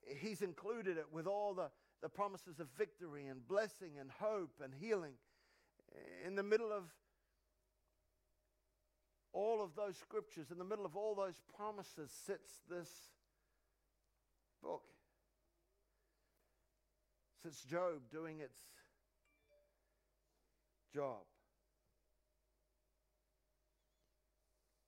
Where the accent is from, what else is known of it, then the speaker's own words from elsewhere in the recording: New Zealand; I'm from New Zealand